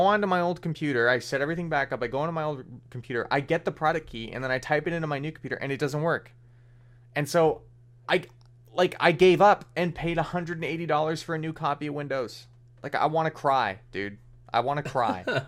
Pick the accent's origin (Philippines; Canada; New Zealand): Canada; as a Canadian